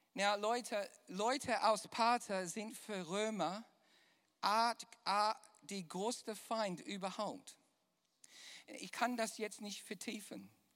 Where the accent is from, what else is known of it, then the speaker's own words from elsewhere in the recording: Düsseldorf, North Rhine-Westphalia, Germany; accent: Düsseldorfer; mein wunderbarer, viel Jahre geformter Düsseldorfer Akzent